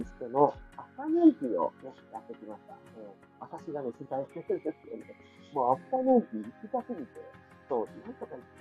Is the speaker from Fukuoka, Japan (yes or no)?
yes; Fukuoka, Japan; 私は福岡に出身でございます